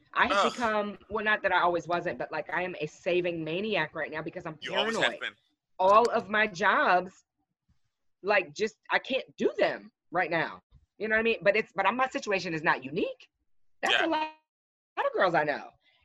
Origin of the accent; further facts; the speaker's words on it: United States; I mean, being American right now, it's embarrassing.